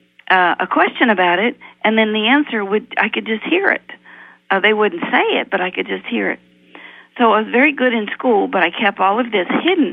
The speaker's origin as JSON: {"language": "English", "region": "Appalachia", "country": "United States", "tie": "born or raised there", "said": "I was raised in Appalachia, in poor Appalachia"}